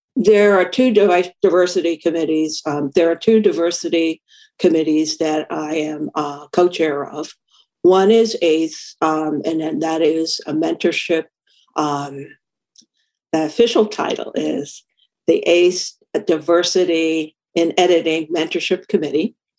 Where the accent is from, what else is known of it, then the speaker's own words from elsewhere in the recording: New York City, New York, United States; I grew up in New York City